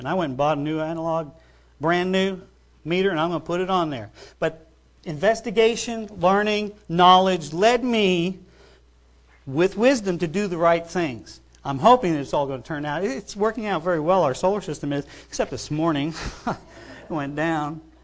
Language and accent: English; New York, United States; I grew up in New York